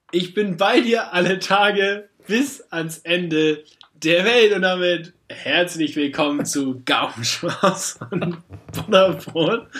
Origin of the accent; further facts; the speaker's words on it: Northern Germany, Germany; also born or lived in Neuss, North Rhine-Westphalia; now in Hamburg, Germany; Ich bin Nordlicht. Ich bin zwar irgendwo äh, fälschlicherweise in Düsseldorf da dabei die Ecke geboren, aber ich bin eigentlich ein Nordlicht